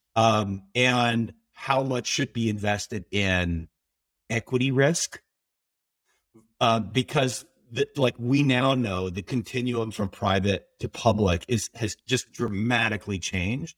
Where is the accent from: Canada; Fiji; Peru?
Canada; as a Canadian, my Canadian passport can get me into Iran